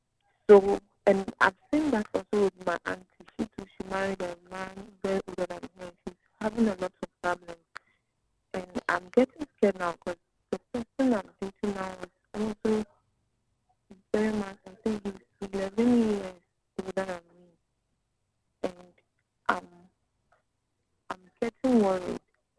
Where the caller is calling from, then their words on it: Alajo, Greater Accra, Ghana; I'm calling from Alajo.